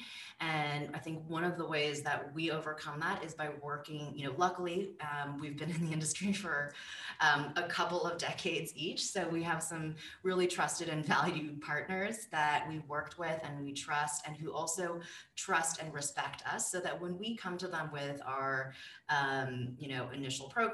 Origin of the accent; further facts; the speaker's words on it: California, United States; I grew up cycling in California